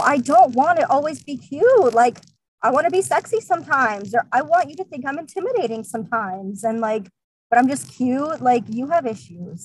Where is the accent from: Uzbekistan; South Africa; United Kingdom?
Uzbekistan; now in South Florida, United States; I'm originally from Uzbekistan